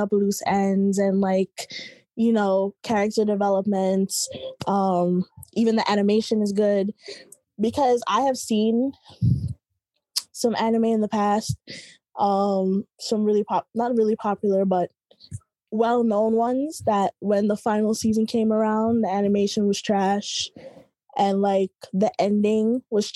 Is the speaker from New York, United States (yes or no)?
yes; New York, United States; I'm from Brooklyn, New York